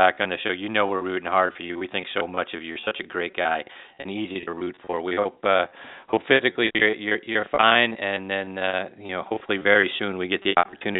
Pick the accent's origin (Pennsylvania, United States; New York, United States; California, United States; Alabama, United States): Pennsylvania, United States; Pittsburgh; born and raised in my hometown of Pittsburgh, Pennsylvania